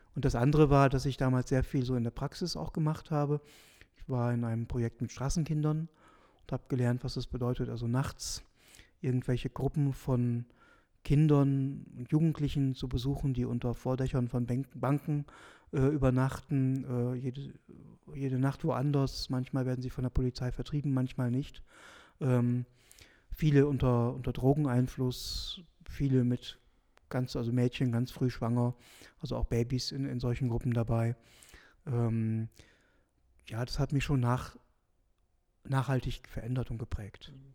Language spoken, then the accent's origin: German; South Oldenburg, Lower Saxony, Germany; moved away as an adult; also born or lived in Münster, Germany; now in St. Gallen, Switzerland; ich komme aus Norddeutschland, Nordwestdeutschland, der, aus der Region Südoldenburg